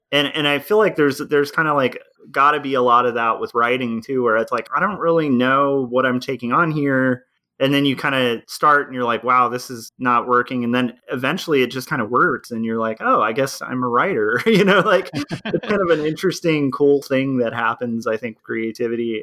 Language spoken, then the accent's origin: English; California, United States; also born or lived in Tarzana, California / Texas; I was born in Tarzana, California, and then we moved from there to um, Texas